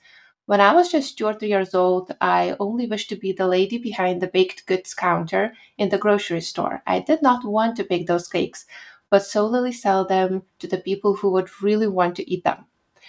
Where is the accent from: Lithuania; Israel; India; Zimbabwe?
Lithuania; So Lithuania is a small country and we've been occupied many times and for long periods of time.